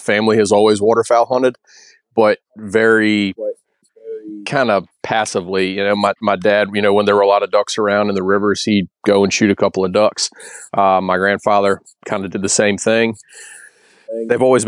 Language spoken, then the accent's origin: English; Bath County, Virginia, United States; I grew up in the mountains of Virginia. My dad ran the trout hatchery in Bath County.